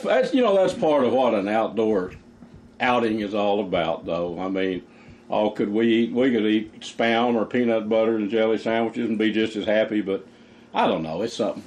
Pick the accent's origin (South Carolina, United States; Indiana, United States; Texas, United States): Texas, United States; East; I was from East Texas